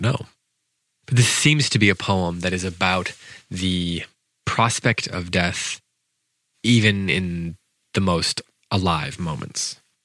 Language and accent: English; United States